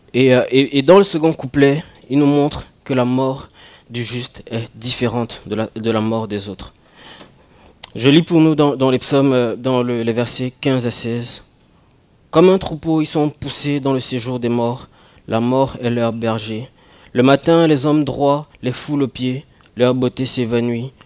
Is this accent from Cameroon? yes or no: yes; Cameroon; moved away; quand j'étais au Cameroun